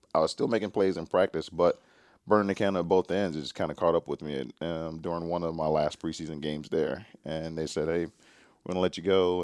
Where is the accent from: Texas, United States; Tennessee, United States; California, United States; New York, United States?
Tennessee, United States; Nashville; moved away as an adult; also born or lived in Atlanta / British Columbia; my hometown of Nashville, Tennessee